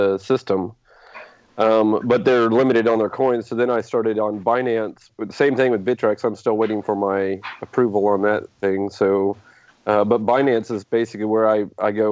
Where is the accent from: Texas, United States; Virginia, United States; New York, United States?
Texas, United States; Houston; I'm from Houston, Texas.